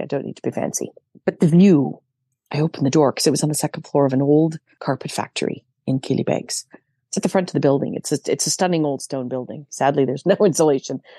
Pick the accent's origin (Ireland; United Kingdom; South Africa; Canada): Canada; I'm Canadian.